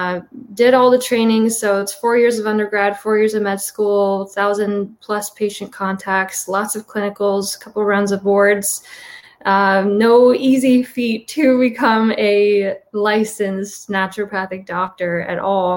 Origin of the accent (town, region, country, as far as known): Midwest, United States; born or raised there